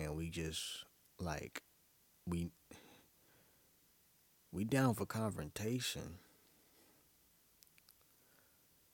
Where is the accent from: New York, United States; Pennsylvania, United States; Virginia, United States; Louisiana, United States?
New York, United States; New York City; now in Atlanta, United States; I'm from Brooklyn, which isn't a lie. But I was definitely born in Brookdale Hospital